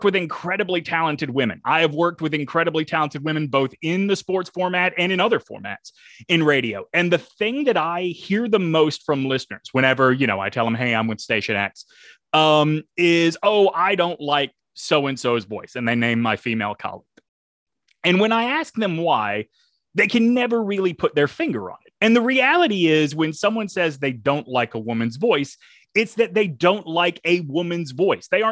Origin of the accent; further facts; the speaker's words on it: the South, United States; I'm a Southerner